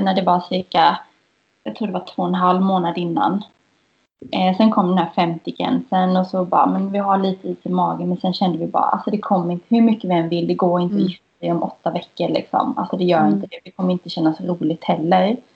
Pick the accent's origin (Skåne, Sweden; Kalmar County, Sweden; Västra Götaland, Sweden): Kalmar County, Sweden; Kalmar; now in Gothenburg, Sweden; Jag är från eh, Kalmar